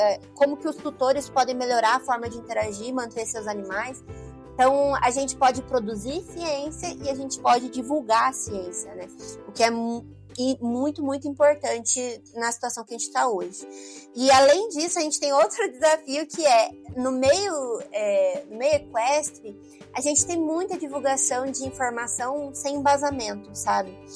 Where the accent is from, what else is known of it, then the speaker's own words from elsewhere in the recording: Campo Grande, Mato Grosso do Sul, Brazil; also born or lived in Aquidauana; da capital, que é de onde eu sou é, Campo Grande